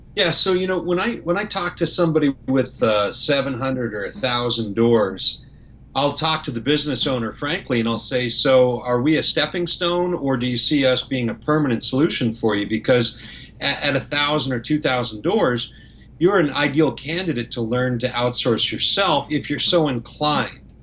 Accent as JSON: {"language": "English", "country": "Canada", "moved": "yes", "lives_now": "Florida, United States", "said": "I'm Canadian, so, and and I live in Florida"}